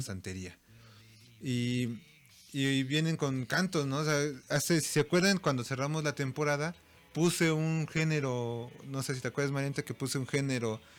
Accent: Mexico; nosotros como mexicanos y latinos

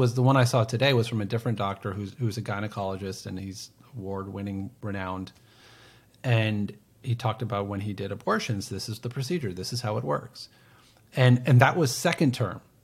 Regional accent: United States; I'm an American citizen

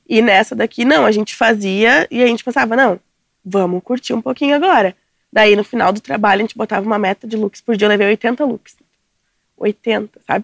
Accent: São Leopoldo, near Porto Alegre, Rio Grande do Sul, Brazil; Eu sou de São Paulo, não sou de Porto Alegre

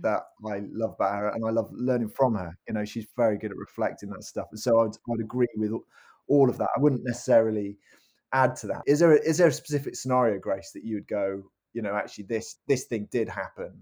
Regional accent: Cardiff, Wales, United Kingdom; also born or lived in Worcester; now in Norwich, United Kingdom; I was brought up in a Christian family in Cardiff, in Wales.

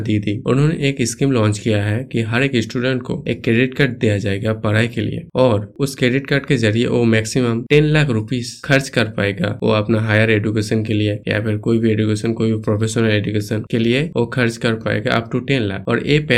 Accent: West Bengal, India; मैं basically waste Bengal से हूँ

